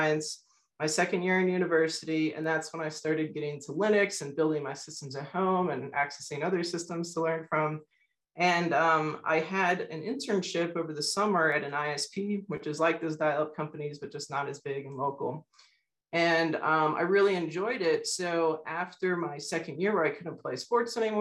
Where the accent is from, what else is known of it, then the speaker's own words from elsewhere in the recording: South Florida, United States; I grew up in South Florida